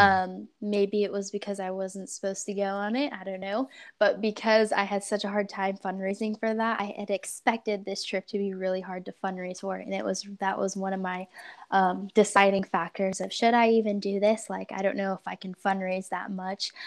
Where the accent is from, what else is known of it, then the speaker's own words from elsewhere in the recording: Portland, Oregon, United States; also born or lived in Central California; I grew up in Portland, Oregon for the most part.